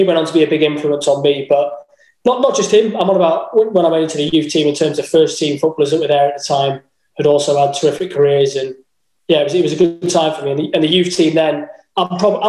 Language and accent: English; Wales, United Kingdom; also born or lived in Swansea; But I grew up in Riffin